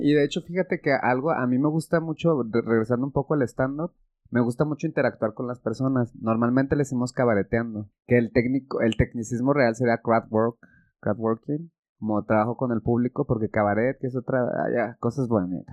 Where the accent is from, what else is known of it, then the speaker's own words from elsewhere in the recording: Mexico; soy mexicano y porque es donde yo he vivido y he estudiado